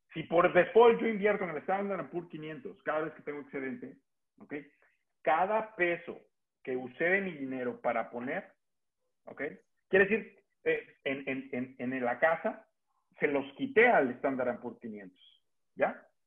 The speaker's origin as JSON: {"language": "Spanish", "country": "Mexico", "said": "los que somos mexicanos"}